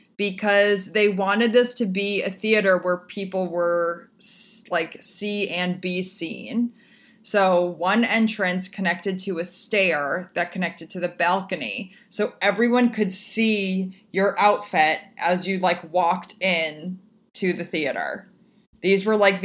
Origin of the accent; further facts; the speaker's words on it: Chicago, Illinois, United States; moved away; my hometown